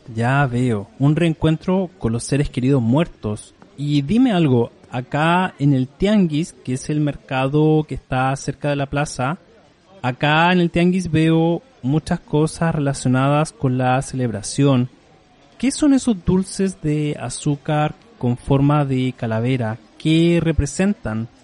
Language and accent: Spanish; Chile; En mi país, Chile, no hay nada similar en estas fechas